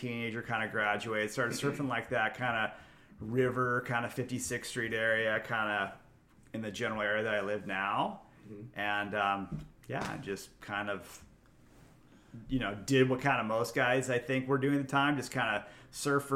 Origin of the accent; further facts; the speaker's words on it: Fullerton, California, United States; also born or lived in Newport Beach, California; I grew up in Fullerton